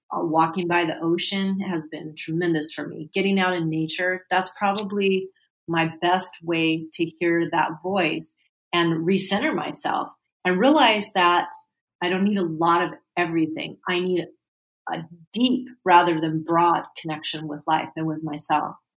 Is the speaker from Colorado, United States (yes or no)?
no; California, United States; I am a native Californian of the United States. I was born and raised in California